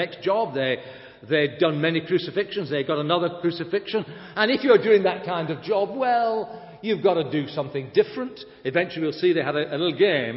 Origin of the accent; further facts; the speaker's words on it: Blackburn, North West England, United Kingdom; moved away; my hometown in Blackburn